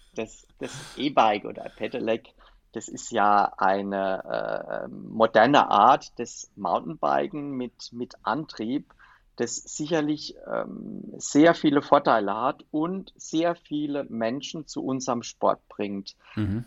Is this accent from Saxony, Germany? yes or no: no; Palatinate Forest, Rhineland-Palatinate, Germany; der Pfälzerwald mir äh, mit meiner Heimat besonders am Herzen liegt